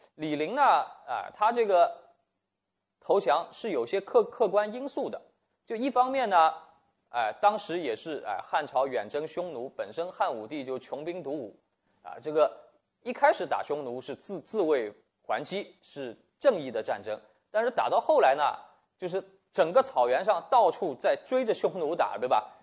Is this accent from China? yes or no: yes; China; 我们中国人写历史有一个特点